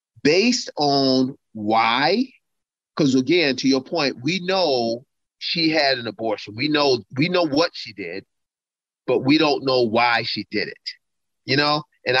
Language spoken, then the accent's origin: English; United States; But also I'm an American, and also I'm a Christian, and I'm also a good-looking, slim and trim black guy.